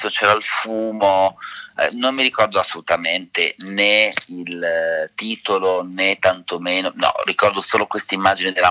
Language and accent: Italian; Udine, Friuli-Venezia Giulia, Italy; prima di quello del teatro era eh, a Udine, perché io sono friulano di Udine, ed ero a teatro con mia madre